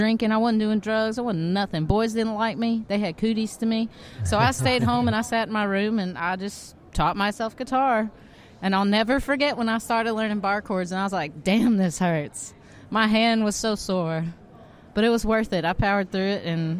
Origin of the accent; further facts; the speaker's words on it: Texas, United States; also born or lived in Houston, Texas; now in Alabama, United States; I was born in Texas